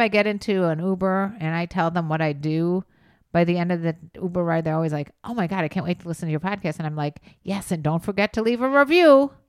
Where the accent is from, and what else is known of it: Chicago, Illinois, United States; accent: Chicago